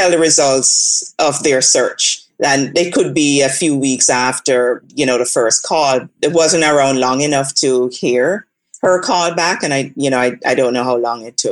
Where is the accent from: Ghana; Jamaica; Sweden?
Jamaica; also born or lived in Brooklyn, New York; now in United States; I grew up in Jamaica, and then when I moved here, I lived in Brooklyn for about 8 or so years